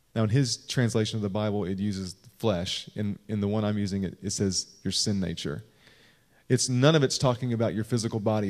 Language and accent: English; Kentucky, United States; moved away; I'm from Kentucky